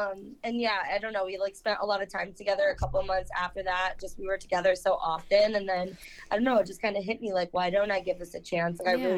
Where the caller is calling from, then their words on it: Saginaw, Michigan, United States; I'm from Saginaw, Michigan.